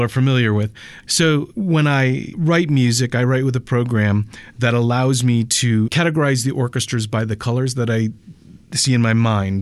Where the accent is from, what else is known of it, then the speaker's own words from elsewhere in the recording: Connecticut, United States; moved away as an adult; also born or lived in Los Angeles; now in Denver, United States; I grew up in in Connecticut